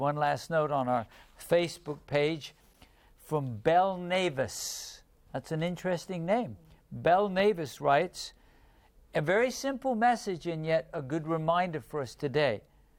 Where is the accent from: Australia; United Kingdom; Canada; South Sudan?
South Sudan; English is a second language; now in Rwanda; I'm from South Sudan, living in Rwanda.